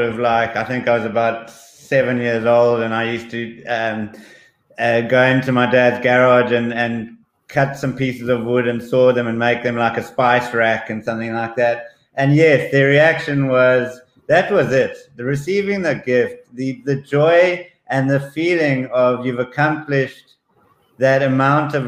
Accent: South Africa; also born or lived in Zambia; I was born in Zambia, and we moved to South Africa at an early age.

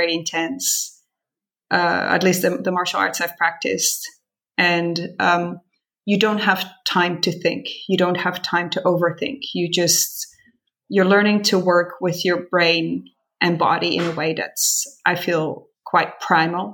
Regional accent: Netherlands; moved away as an adult; also born or lived in San Francisco, United States; now in Montreal, Canada; I was born and raised in Holland.

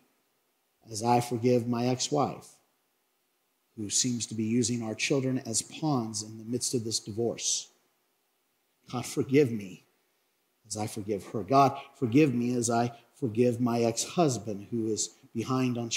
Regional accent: Craig, Colorado, United States; I grew up in Craig, Colorado in the 1980s

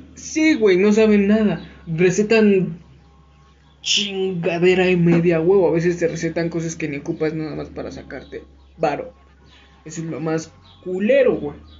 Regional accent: Mexico; Aquí en México

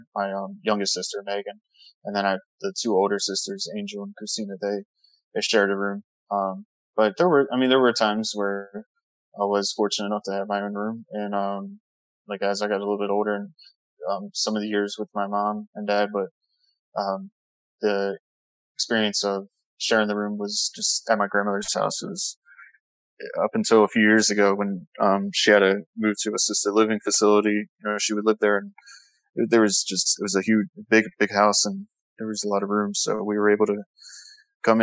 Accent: Baltimore, Maryland, United States; moved away as an adult; also born or lived in San Antonio, Texas; now in West Palm Beach, United States; Originally from Baltimore, Maryland, and then lived there for my first 23 years

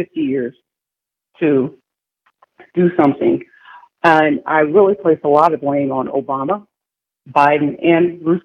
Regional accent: Louisiana, United States; I grew up in Louisiana

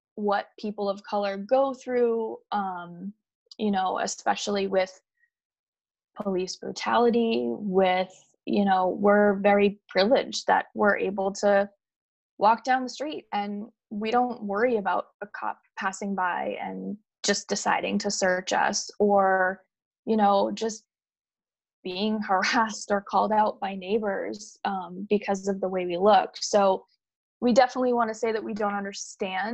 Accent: Massachusetts, United States; since we are from Massachusetts

